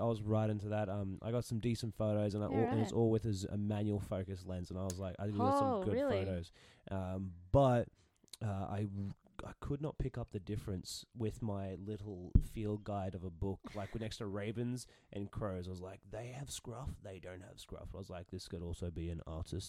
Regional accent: England, United Kingdom; Yeah. I'm English.

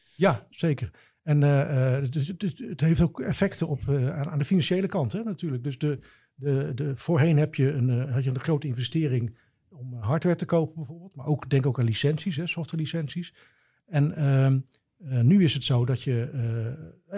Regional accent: Gouda, South Holland, Netherlands; now in Drachten, Netherlands; ik ben geboren in Gouda

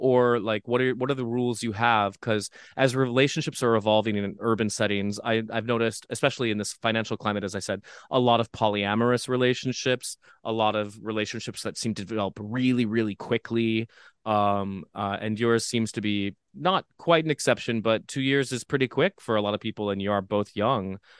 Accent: Midwest, United States; now in New York City, United States; growing up in the Midwest, we have a lot of adversity

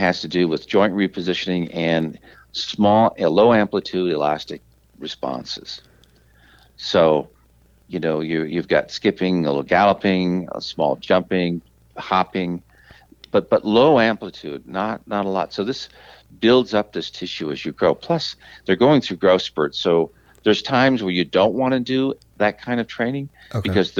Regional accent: Detroit, Michigan, United States; since I was a kid, since I grew up in Detroit

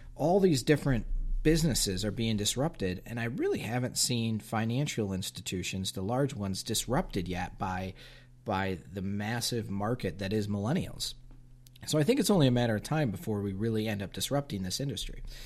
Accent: United States; us as, as, as American consumers and business owners

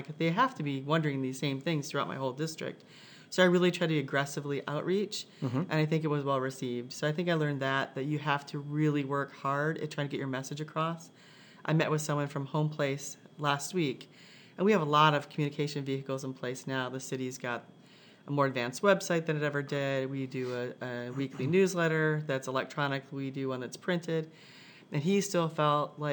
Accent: Michigan, United States; moved away as an adult; also born or lived in Indiana; now in Carmel, United States; I grew up in Michigan, moved to Indiana later after college.

